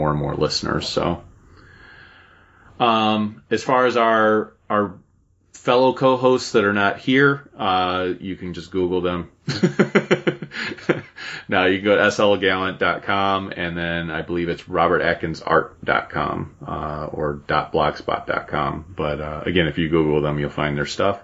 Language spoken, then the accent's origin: English; Cleveland, Ohio, United States; I'm from Cleveland.